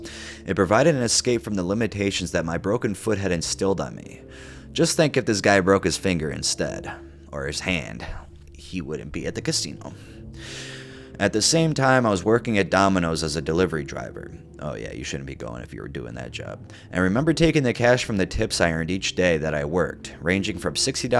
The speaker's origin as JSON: {"language": "English", "town": "Kirkland", "region": "Washington", "country": "United States", "tie": "born or raised there", "said": "far away from my hometown casino in Kirkland, Washington"}